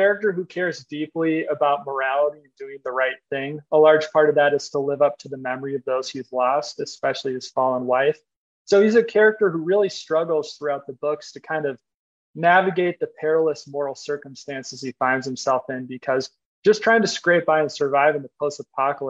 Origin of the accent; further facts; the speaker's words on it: Minnesota, United States; I'm from Minnesota